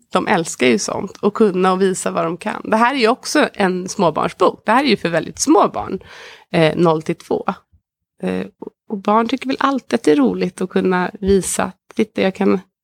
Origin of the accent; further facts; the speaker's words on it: Sweden; som svensk